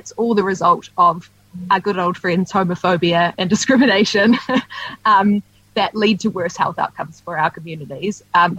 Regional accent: Dunedin, Otago, New Zealand; I grew up in Dunedin, so I know the winters can be brutal.

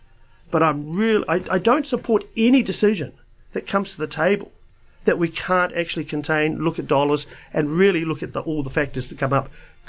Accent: Wellington, New Zealand; moved away as an adult; now in Dunedin, New Zealand; I was born in Wellington.

